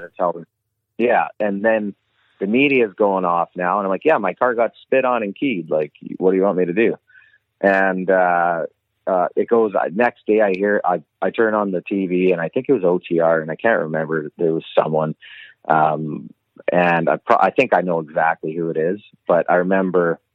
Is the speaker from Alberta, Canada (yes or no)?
yes; Lethbridge, Alberta, Canada; where'd you grow up? It's North Lethbridge. I grew up on North in North Lethbridge on the north side